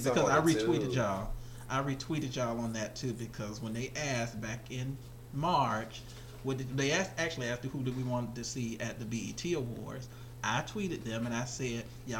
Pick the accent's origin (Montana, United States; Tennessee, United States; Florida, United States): Florida, United States; being from Florida